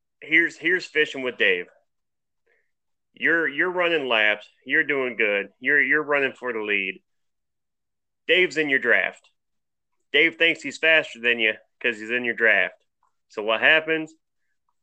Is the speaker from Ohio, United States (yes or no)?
yes; Sylvania, Ohio, United States; also born or lived in Oregon, Ohio; I was born and raised in Sylvania, Ohio